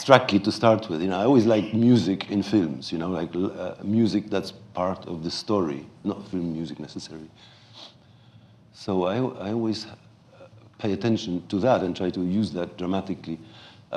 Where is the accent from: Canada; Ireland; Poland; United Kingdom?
Poland; this folk ensemble is based on a really existing one called Mazowsze, with whom I grew up in Poland